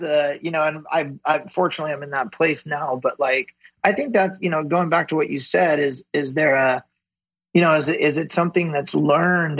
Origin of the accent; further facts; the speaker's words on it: Ventura, California, United States; I grew up in Ventura, um, which is a small coastal town just south of Santa Barbara here in Southern mm-hmm. California